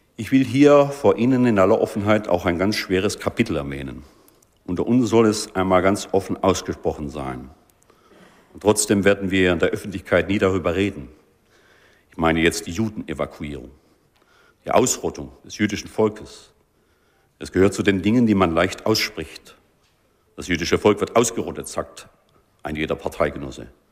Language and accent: German; Germany; unserer Identität als Deutsche